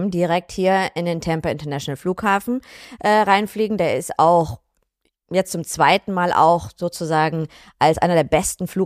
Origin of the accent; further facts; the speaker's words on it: North Rhine-Westphalia, Germany; also born or lived in Vienna; now in United States; Ich bin selber Deutsche, ähm, ursprünglich eigentlich in Wien geboren, Ach. aber äh, Eltern sind alle aus Bayern. Ich bin in der Ecke von Köln aufgewachsen, ja. lebe aber mittlerweile seit zehn Jahren hier in Florida.